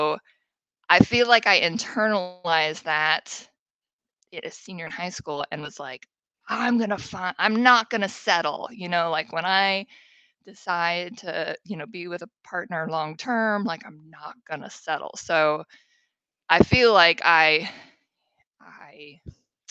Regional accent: Seattle, Washington, United States; growing up in Seattle

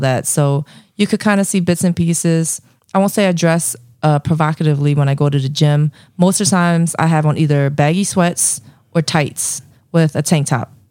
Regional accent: Philadelphia, Pennsylvania, United States

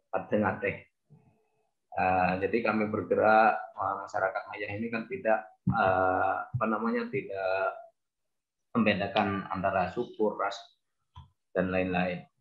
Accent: Bangkalan, East Java, Indonesia; born there; uh, saya lahir di Bangkalan alhamdulillah uh, sampai sekarang ada di Bangkalan

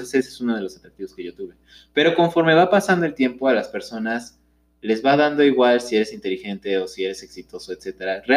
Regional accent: Mexico; como mexicano

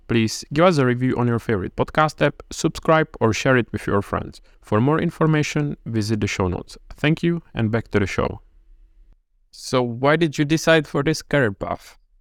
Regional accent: Czechia; I'm from Czech Republic

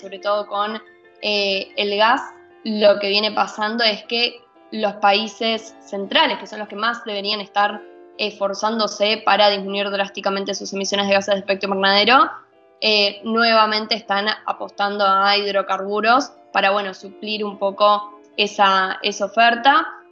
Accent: Argentina

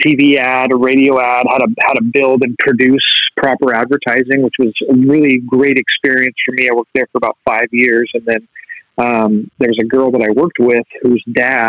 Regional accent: Anaheim, California, United States; now in San Marcos, United States; I'm a Southern California resident, which is rare for hockey fans and hockey players. I grew up in Anaheim Hills, California

